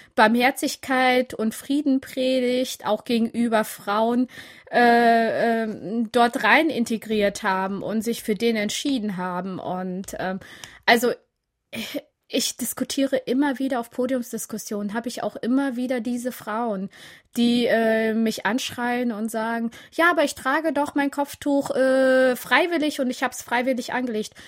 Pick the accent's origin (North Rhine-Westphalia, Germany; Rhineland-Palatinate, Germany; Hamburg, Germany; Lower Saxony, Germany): North Rhine-Westphalia, Germany; Siegerland; accent: Siegerland; German is a second language; Ich bin richtig äh, auf dem Dorf aufgewachsen im Siegerland